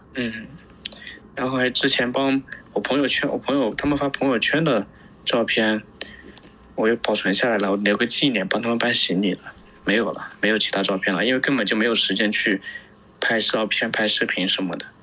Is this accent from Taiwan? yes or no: no; China; moved away as an adult; now in Lviv, Ukraine; 我们中国人讨厌北约